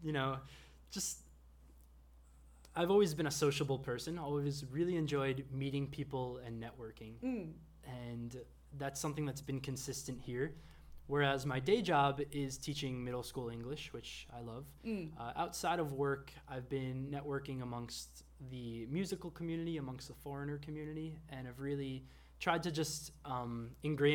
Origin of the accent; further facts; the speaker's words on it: New York, United States; moved away as an adult; also born or lived in Texas / Dallas; now in Gwangju, South Korea; I am originally from New York, yes. Been living in Gwangju for about 3 years now.